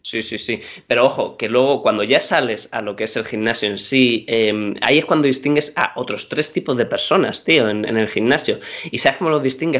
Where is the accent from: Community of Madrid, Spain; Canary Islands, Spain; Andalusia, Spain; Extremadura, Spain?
Community of Madrid, Spain; Madrid; soy madrileño de pura cepa, yo soy un tío que yo he comido en mi casa casi cada fin de semana cocido